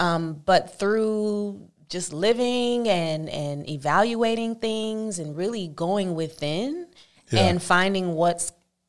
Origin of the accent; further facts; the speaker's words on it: Oakland, California, United States; Oakland, California.